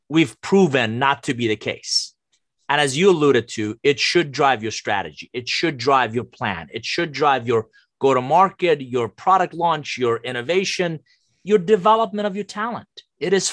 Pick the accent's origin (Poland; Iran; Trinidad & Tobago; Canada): Iran; English is a second language; now in United States; I'm originally from Iran, came to the US with a suitcase, $100, didn't know anybody, didn't speak a word of English